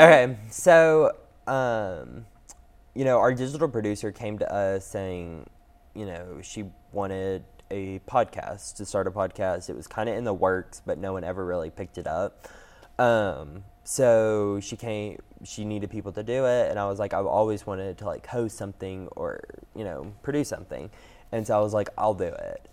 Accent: Knoxville, Tennessee, United States; I'm born and raised in Knoxville

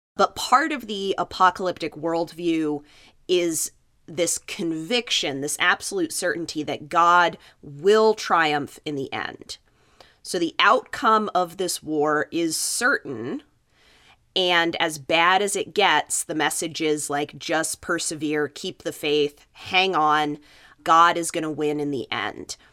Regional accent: Los Alamos, New Mexico, United States; my hometown is Los Alamos, New Mexico

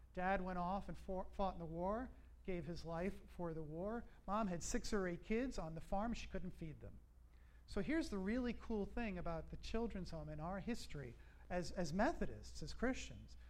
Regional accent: Long Island, New York, United States; moved away; I grew up in New York on Long Island, about 30 miles east of Manhattan

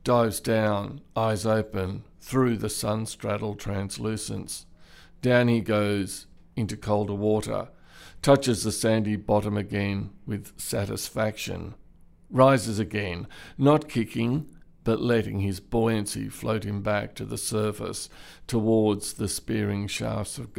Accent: Canberra, Australian Capital Territory, Australia; also born or lived in Bathurst; So I grew up in Canberra, the bush capital

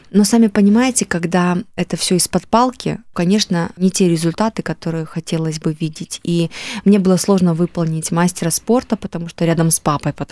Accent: Yalta, Crimea, Ukraine; now in Russia; Я только когда уехала из Ялты, я поняла вообще, в каком райском месте мы жили.

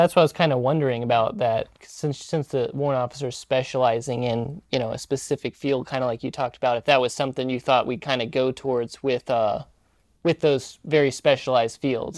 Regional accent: Missouri, United States; moved away; I grew up in the Midwest in Missouri

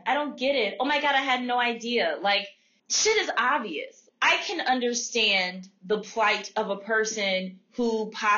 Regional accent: Philadelphia, Pennsylvania, United States; moved away as an adult; also born or lived in Washington, D.C.; growing up in Philadelphia

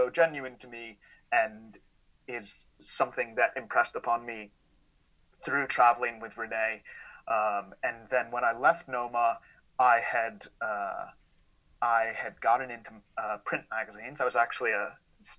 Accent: Philadelphia, Pennsylvania, United States; moved away as an adult; now in Glasgow, United Kingdom; I'm from Philadelphia, but I've lived on and off in the UK for the last 11 years.

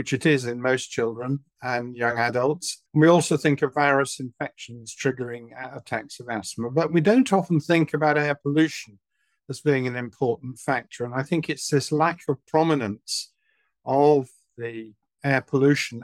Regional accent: Manchester, North West England, United Kingdom; moved away as an adult; also born or lived in London; now in Southampton, United Kingdom; I was brought up in Manchester during the 1950s and early 60s

